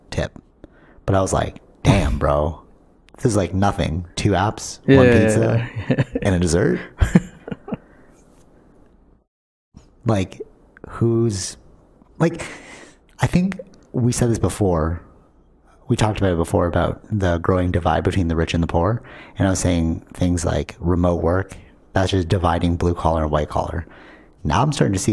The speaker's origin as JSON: {"language": "English", "country": "Canada", "said": "we're Canadian"}